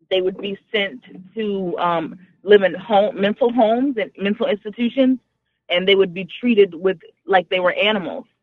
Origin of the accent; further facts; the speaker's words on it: Houston, Texas, United States; moved away as an adult; also born or lived in New Orleans, Louisiana / Rhode Island; I was born in New Orleans, in Louisiana. That's in the southern part of the United States. Um, I grew up in Houston, Texas. And then I lived in Rhode Island. Uh, that's like Northeast for about 15 years. Now I'm back in Texas.